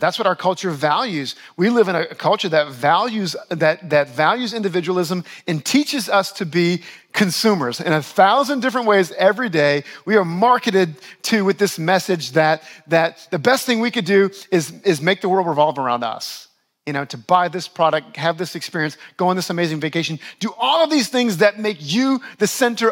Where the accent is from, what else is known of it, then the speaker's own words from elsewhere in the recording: New Orleans, Louisiana, United States; moved away as an adult; also born or lived in Buffalo, New York; now in Westchester, United States; My oldest son was born in my hometown of New Orleans